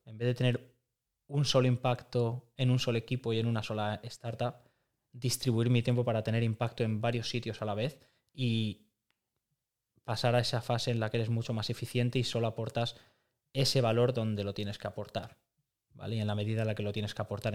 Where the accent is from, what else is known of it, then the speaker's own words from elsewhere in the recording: Madrid, Community of Madrid, Spain; now in Barcelona, Spain; Madrid, que es, de donde, que es de donde vengo